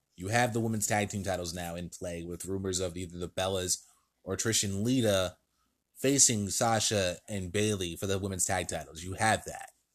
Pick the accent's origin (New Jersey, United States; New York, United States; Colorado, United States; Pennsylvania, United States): New Jersey, United States; my home state of New Jersey